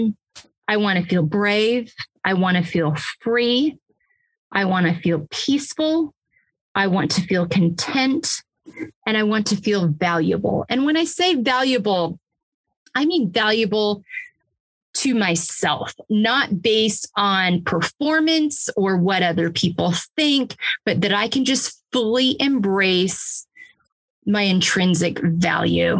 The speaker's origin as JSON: {"language": "English", "region": "Pacific Northwest", "country": "United States", "moved": "yes", "lives_now": "Texas, United States", "said": "I'm from the Pacific Northwest."}